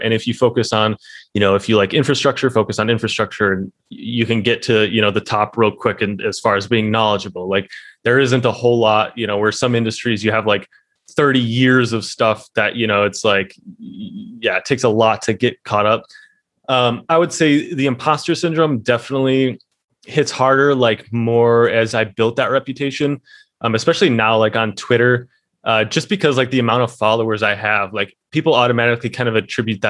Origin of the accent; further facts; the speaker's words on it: Midwest, United States; born and raised in the Midwest in America, you don't get a lot of anything.